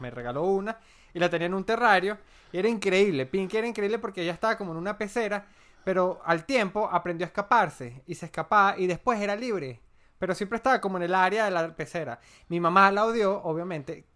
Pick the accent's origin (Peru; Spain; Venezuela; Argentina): Venezuela; Andes; soy andino por mi forma de ser